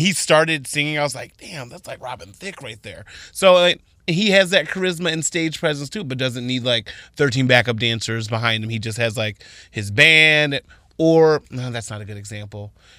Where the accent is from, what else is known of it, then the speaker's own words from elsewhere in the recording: Toledo, Ohio, United States; I'm from Toledo